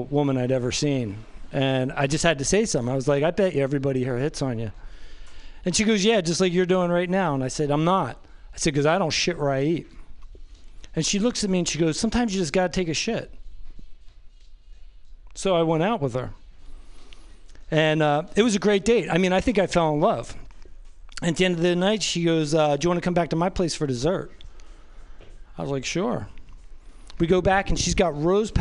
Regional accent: New Jersey, United States; I'm from New Jersey.

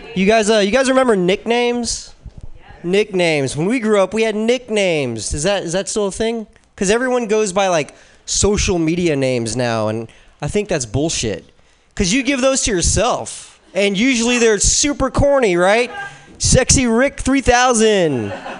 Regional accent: Philippines; Yeah, I'm Filipino.

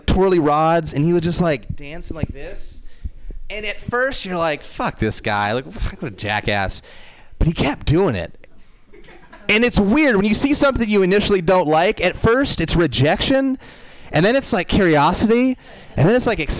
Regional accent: San Francisco, California, United States; I'm from San Francisco, and I actually grew up here, and actually in the city

